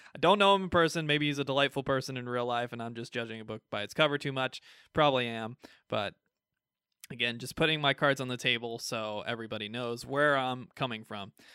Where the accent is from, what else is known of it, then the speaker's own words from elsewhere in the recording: United States; We're American